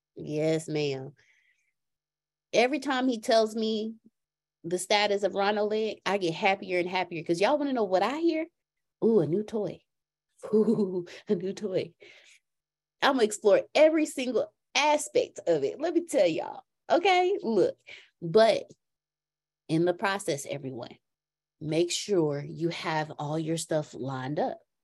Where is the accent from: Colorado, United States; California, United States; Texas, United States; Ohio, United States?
Texas, United States; accent: Texan; I'm from Texas, so I got that part down. Oh, that man, that accent came out strong.